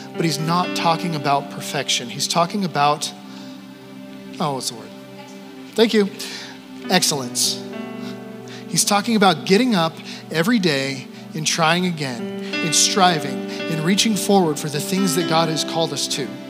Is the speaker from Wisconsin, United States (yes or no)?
no; Wyoming, United States; moved away as an adult; also born or lived in Canada; I'm from Wyoming.